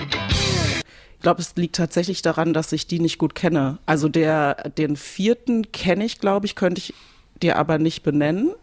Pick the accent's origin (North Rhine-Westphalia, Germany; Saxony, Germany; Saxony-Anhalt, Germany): North Rhine-Westphalia, Germany; Bielefeld; now in Cologne, Germany; Bielefeld ist meine Heimatstadt